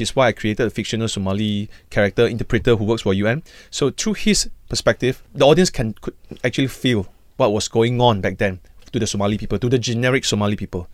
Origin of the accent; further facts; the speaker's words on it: Malaysia; us as a Malaysian